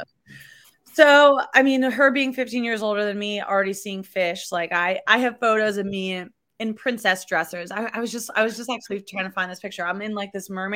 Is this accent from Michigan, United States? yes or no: no; Massachusetts, United States; moved away as an adult; also born or lived in Buffalo, New York; now in New York City, United States; I was born in Buffalo, New York. I grew up in Massachusetts.